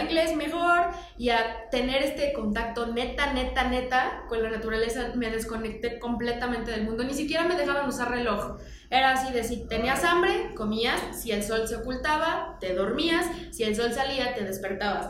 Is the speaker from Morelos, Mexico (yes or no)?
yes; Morelos, Mexico; crecí la mayor parte de mi adolescencia en Morelos